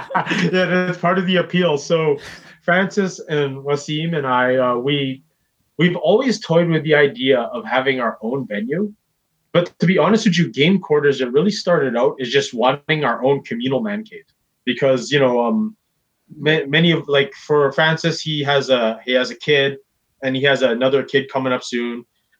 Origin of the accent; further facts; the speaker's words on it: Philippines; Oh, for sure. Like, I'm Filipino, man.